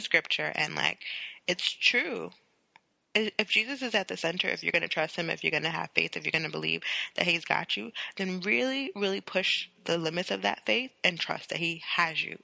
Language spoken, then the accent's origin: English; New York City, New York, United States; I have the New York demeanor